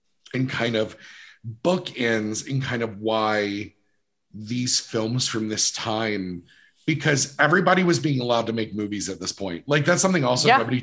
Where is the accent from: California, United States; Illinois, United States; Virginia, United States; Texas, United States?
Virginia, United States; moved away; where I lived in Virginia that we were just close enough to DC